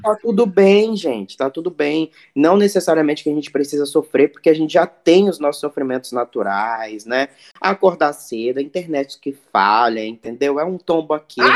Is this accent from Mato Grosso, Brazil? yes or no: yes; Cuiabá, Mato Grosso, Brazil; now in Rio de Janeiro, Brazil; eu sou de Cuiabá, Mato Grosso